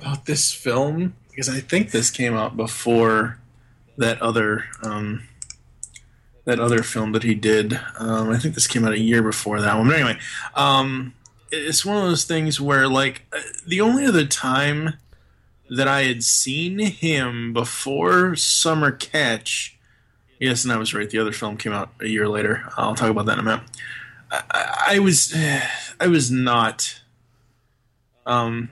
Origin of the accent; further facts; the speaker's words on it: Kingston, Massachusetts, United States; I am originally from Boston, Massachusetts. I actually grew up in Kingston, Massachusetts, which is about an hour south of Boston